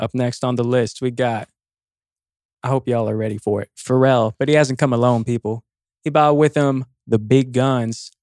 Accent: California, United States; we're from Cali

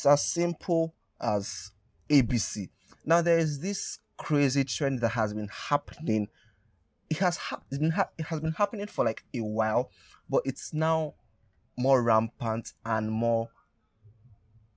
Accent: Nigeria; for my Nigerian brothers and sisters

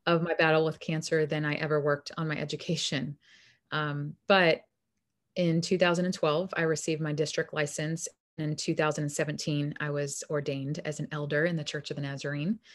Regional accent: New York, United States; moved away as an adult; also born or lived in Arizona; I'm originally from New York and moved to Arizona when I was a young adult, about eighteen, nineteen

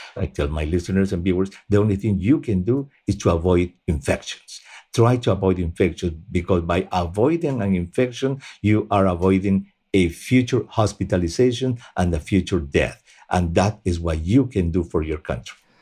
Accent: Peru; moved away; Peru, at least, which is my home country

